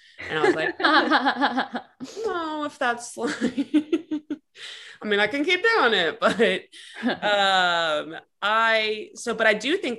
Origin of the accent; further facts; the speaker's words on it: Rhode Island, United States; moved away as an adult; also born or lived in Texas; And I'm from Rhode Island originally. I grew up there